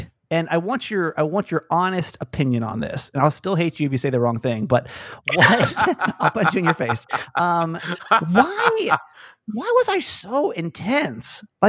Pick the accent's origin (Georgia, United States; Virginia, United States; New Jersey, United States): Georgia, United States; Atlanta; born or raised there